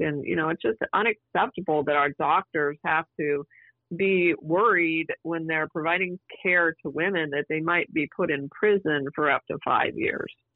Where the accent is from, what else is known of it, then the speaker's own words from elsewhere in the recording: Prescott, Arizona, United States; the territorial capital of Prescott, which, as you know, is my hometown